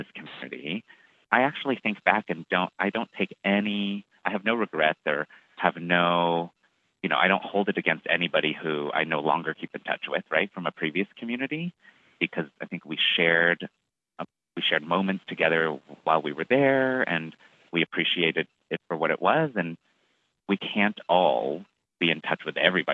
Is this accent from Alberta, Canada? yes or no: no; Toronto, Ontario, Canada; moved away as an adult; also born or lived in Montreal; now in New York, United States; I am from Toronto.